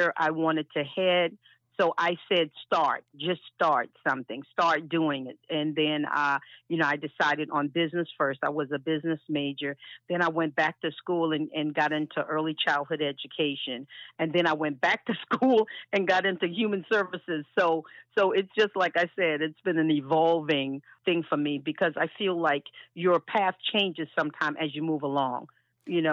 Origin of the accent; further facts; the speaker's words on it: Charleston, South Carolina, United States; moved away as an adult; now in Atlanta, United States; I'm from Charleston, South Carolina. I'm a Geechee girl. Born and raised. Yeah, I left in my 30s